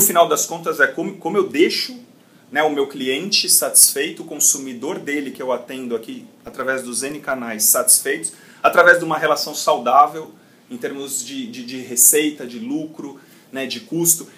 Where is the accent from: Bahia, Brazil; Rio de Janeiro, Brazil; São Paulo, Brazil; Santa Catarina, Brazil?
São Paulo, Brazil; sou paulista, aqui da cidade de São Paulo